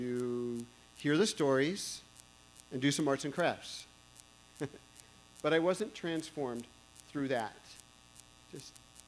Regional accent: Walnut Creek, California, United States; I grew up in Walnut Creek here

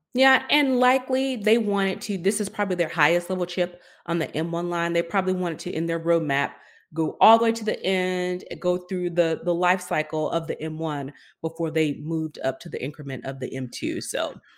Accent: East Dublin, Georgia, United States; a girl who is from a town called East Dublin

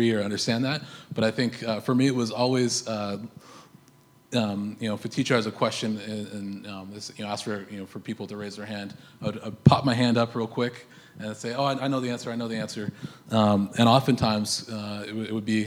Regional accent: United States; now in Canada; I'm an American

